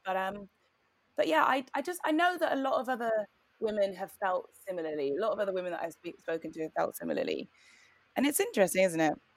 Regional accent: Newcastle upon Tyne, North East England, United Kingdom; moved away as an adult; also born or lived in Cambridge; now in London, United Kingdom; I grew up in Newcastle in the 90s

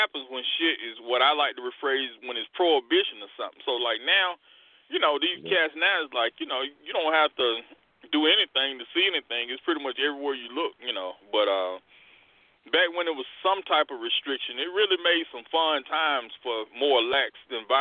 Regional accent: the South, United States; growing up in the South

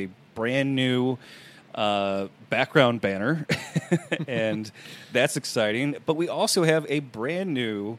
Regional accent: Chicago, Illinois, United States; I'm a snob from Chicago

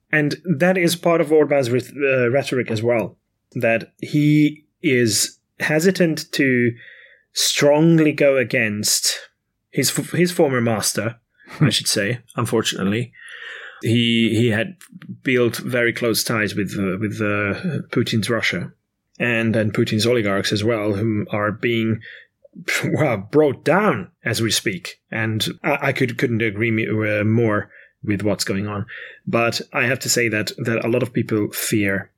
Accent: Hungary; born or raised there

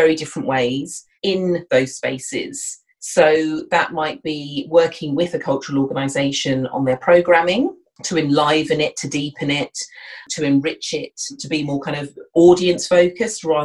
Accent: Kent, South East England, United Kingdom; now in London, United Kingdom; I'm originally from Southeast England, from Kent

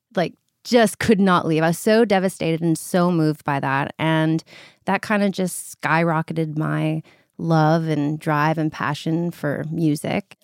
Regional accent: North Vancouver, British Columbia, Canada; I'm from North Vancouver, British Columbia

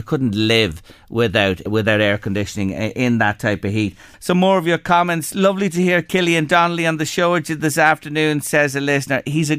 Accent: Philadelphia, Pennsylvania, United States; I'm from Philadelphia, and the daily temperature is usually 30 degrees.

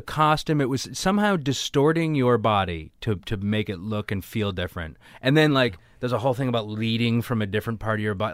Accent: Weymouth, Massachusetts, United States; I grew up in Weymouth

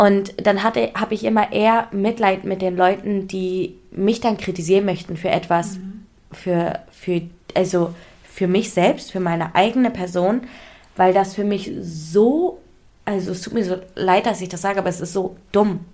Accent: Hamburg, Germany; also ich bin in Hamburg ja auch, also aufgewachsen, ich bin in Hamburg geboren.

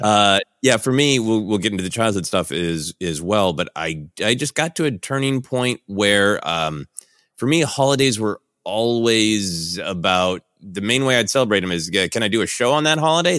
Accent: Minneapolis, Minnesota, United States; now in Los Angeles, United States; growing up in Minneapolis

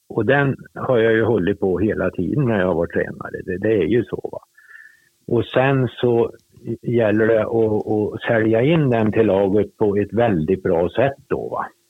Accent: Torsby, Värmland, Sweden; also born or lived in Hagfors / Gothenburg; now in Sunne, Sweden; jag bodde kvar hos mormor och morfar tills jag var åtta år

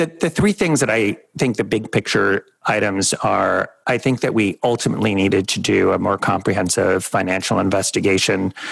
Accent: New York City, New York, United States; also born or lived in Washington, D.C.; I grew up in New York City

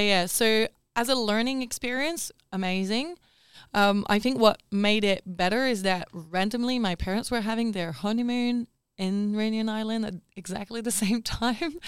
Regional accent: Paris, Île-de-France, France; moved away; also born or lived in Perth / Melbourne; I grew up in Paris

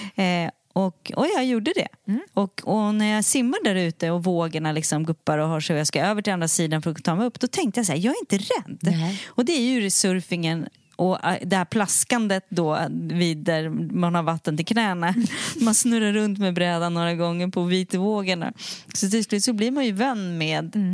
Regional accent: Sweden; moved away as an adult; also born or lived in Mallorca, Spain; jag är ju svensk och jag mm. är, känner mig svensk, men på ett sätt. Jag är svensk i passet

